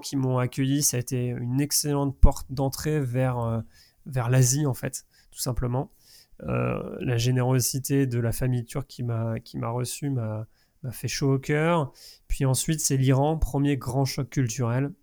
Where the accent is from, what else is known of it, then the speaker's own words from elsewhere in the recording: Angers, Pays de la Loire, France; de là où je venais, de, danger. d'Angers